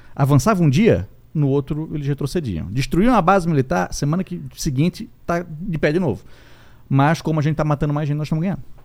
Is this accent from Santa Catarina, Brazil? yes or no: yes; Itajaí, Santa Catarina, Brazil; a gente é de Itajaí, Santa Catarina